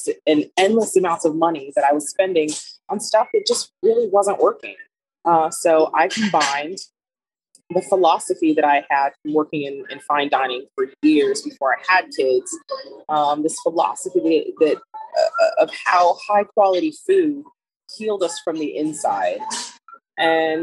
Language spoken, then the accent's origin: English; Los Angeles County, California, United States; moved away as an adult; now in Alabama, United States; I am originally from California, Los Angeles County, and I moved to Alabama 8 years ago now